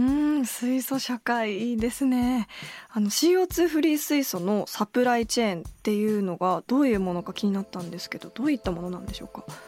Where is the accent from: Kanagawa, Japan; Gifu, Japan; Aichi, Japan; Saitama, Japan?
Kanagawa, Japan; Kawasaki; 私も川崎市の学校に行っ